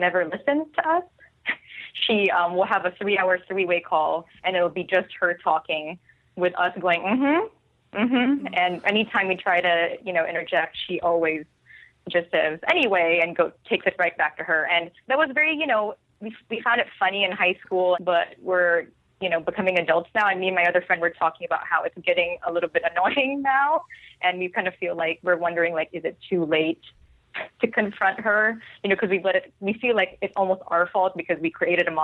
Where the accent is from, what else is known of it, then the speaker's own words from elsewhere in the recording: Philippines; moved away as an adult; now in San Francisco, United States; I'm very Filipino. I'm actually from the Philippines. I moved 6 years ago